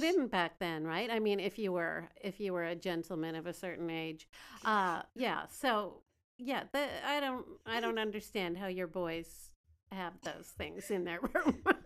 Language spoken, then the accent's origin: English; Canada; now in Beijing, China; I'm a Canadian gal living in Beijing